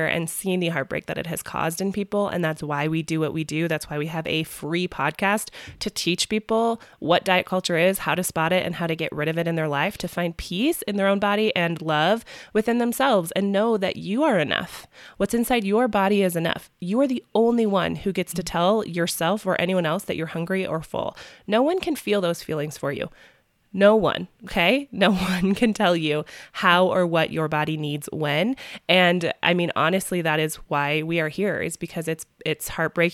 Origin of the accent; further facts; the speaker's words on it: Midwest, United States; accent: Midwest; also born or lived in Minnesota; my family's from Minnesota and I'm from the Midwest, for my accent not to come out so strong